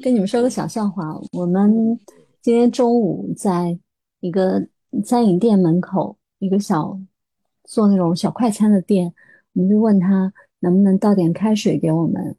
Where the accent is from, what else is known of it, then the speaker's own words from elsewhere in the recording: Nanjing, Jiangsu, China; 我们南京本地人